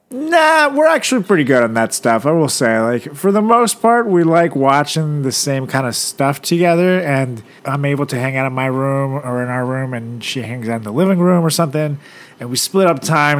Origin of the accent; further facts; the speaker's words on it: Venezuela; moved away; my hometown Venezuela